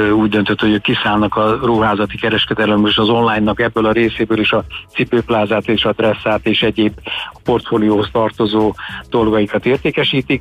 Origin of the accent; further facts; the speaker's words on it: Vojvodina, Serbia; moved away; a régi Jugoszlávia területén Vajdaságban, ugyanis mi onnan származunk